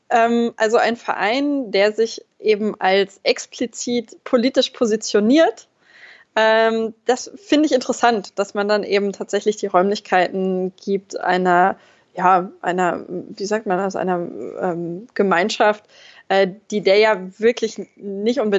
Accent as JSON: {"language": "German", "town": "Braunschweig", "region": "Lower Saxony", "country": "Germany", "said": "Ich komme ursprünglich aus Braunschweig."}